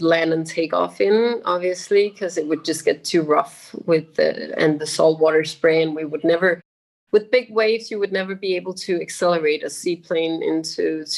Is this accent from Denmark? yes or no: yes; Denmark; moved away; also born or lived in Maldives; I'm from Denmark, and in Europe we have these gray, long, rainy days